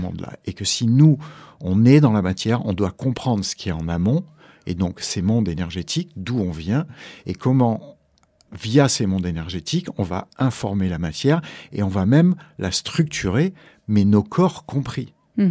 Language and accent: French; Mediterranean, France; moved away as an adult; also born or lived in Hawaii; j'ai grandi en Méditerranée